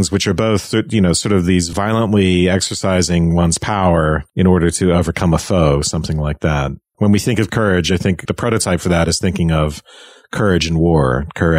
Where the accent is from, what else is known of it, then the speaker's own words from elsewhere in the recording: Ireland; When I was growing up in Ireland